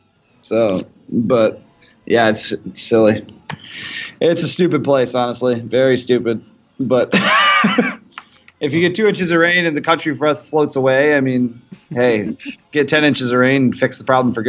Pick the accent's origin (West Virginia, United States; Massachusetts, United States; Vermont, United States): Vermont, United States; I actually grew up in New England. I grew up in Vermont.